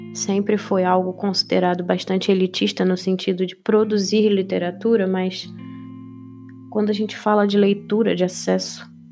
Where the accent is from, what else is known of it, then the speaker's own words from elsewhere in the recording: Rio de Janeiro, Brazil; eu sou do Rio de Janeiro